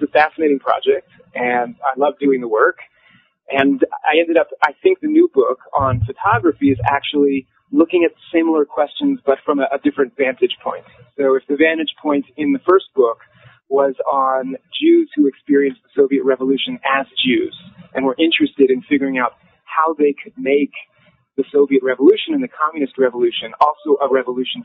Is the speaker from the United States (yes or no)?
yes; Los Angeles, California, United States; I was born in Los Angeles, California, good old California